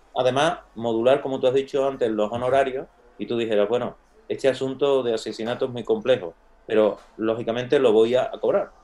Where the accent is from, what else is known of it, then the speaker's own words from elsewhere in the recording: Castilblanco, Spain; moved away as an adult; me voy por la tarde a mi pueblo, a Castil Blanco. Entonces, en mi casa es muy grande, pues mi padre tenía la consulta de médico